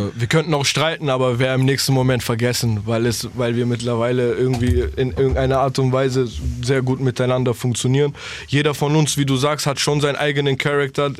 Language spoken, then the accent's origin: German; Berlin, Germany; moved away; bleibt es der Ort, wo ich herkomme